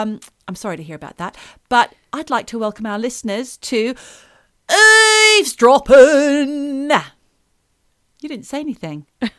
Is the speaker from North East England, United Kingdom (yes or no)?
yes; North East England, United Kingdom; I'm Geordie.